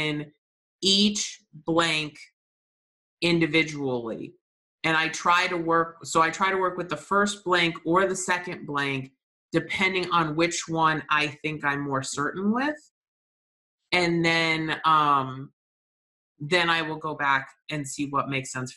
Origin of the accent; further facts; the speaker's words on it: New England, United States; I'm from New England